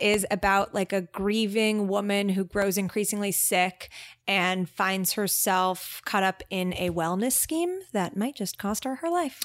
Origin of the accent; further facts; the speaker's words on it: Israel; moved away; growing up in Israel and not being American